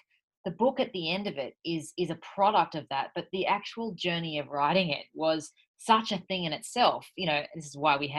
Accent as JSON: {"language": "English", "town": "Sydney", "region": "New South Wales", "country": "Australia", "said": "I'm from Sydney, in this beautiful little house."}